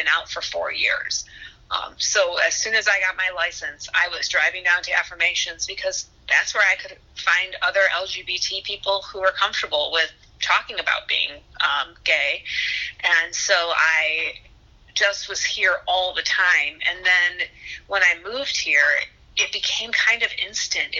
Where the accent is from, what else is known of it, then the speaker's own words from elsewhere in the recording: Huntington Woods, Michigan, United States; also born or lived in West Bloomfield, Michigan; now in Ferndale, United States; I grew up in Huntington Woods, and then around middle school time, my mom changed her job, and she ended up out in West Bloomfield